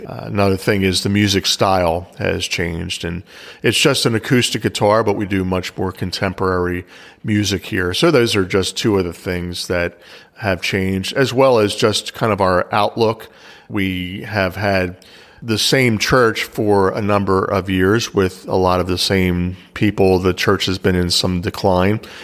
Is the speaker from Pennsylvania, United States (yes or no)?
yes; Pennsylvania, United States; also born or lived in Philadelphia, Pennsylvania; I was basically raised an hour outside of Philadelphia